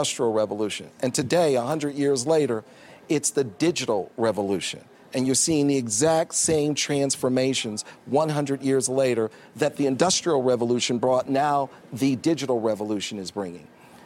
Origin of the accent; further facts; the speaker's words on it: Detroit, Michigan, United States; I'm from Detroit, Michigan